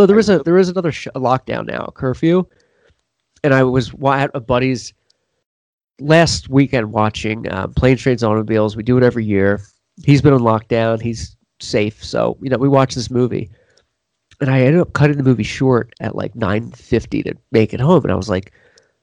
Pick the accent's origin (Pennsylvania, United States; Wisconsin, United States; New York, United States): Pennsylvania, United States; Philadelphia; now in Los Angeles, United States; I'm from Pennsylvania originally